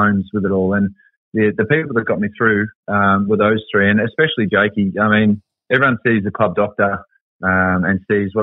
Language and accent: English; Werribee, Victoria, Australia; I was from Werribee